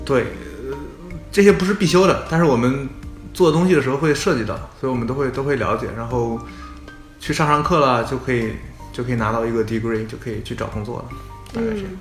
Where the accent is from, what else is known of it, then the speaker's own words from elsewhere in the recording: Shandong, China; moved away as an adult; now in United States; 我们山东人是儒家思想